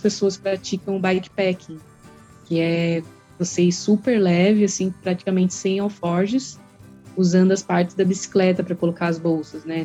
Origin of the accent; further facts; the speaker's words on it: São Paulo, Brazil; moved away as an adult; also born or lived in Joinville; Eu sou natural de São Paulo, né? Sou paulista